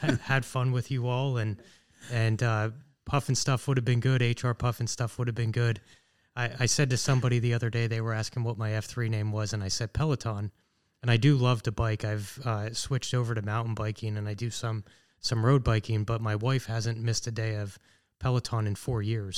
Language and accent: English; Sunbury, Pennsylvania, United States; also born or lived in Washington, D.C.; I grew up in Sunbury, which is just about a half hour here from Danville. So I'm pretty much a local guy